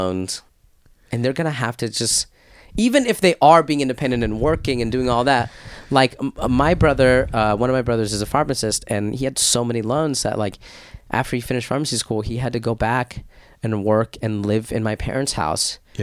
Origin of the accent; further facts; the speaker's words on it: Arizona, United States; when I was growing up in Arizona during the 90s